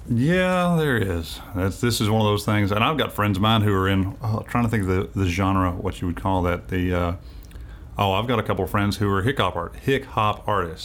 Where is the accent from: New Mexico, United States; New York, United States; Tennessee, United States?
Tennessee, United States; Winchester; moved away; also born or lived in Nashville, Tennessee; I grew up there. I was actually born here in Nashville, but I grew up down in Winchester.